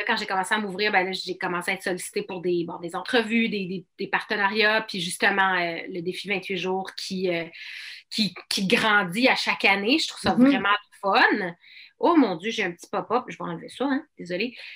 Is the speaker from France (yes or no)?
no; Outaouais, Quebec, Canada; la région de l'Outaouais, mon patelin